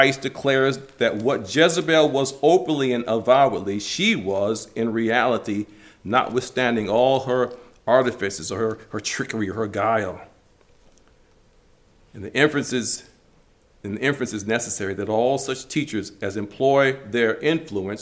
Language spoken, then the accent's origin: English; Detroit, Michigan, United States; growing up in Detroit